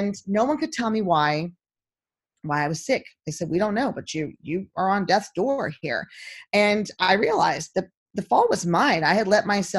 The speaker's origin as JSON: {"language": "English", "region": "Texas", "country": "United States", "also_born_or_lived": "Nashville, Tennessee", "moved": "yes", "said": "I'm from Texas"}